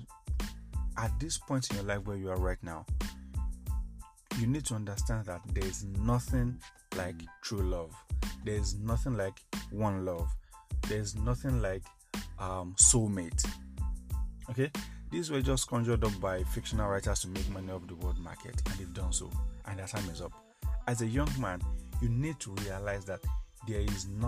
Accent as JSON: {"language": "English", "country": "Nigeria", "said": "as a Nigerian man"}